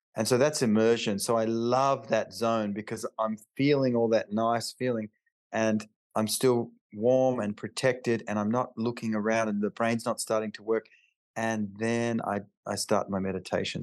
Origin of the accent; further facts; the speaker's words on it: Alice Springs, Northern Territory, Australia; I grew up in Alice Springs, which is in the outback, like the real outback